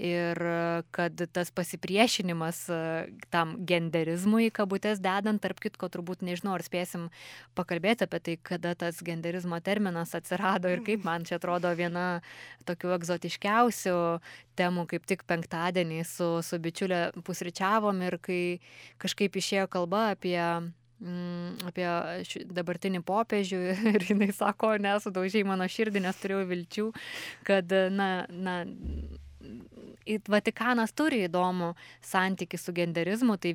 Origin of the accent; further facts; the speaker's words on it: Lithuania; kaip mes lietuviai apsibrėžėme savo na, tą lytinę tapatybę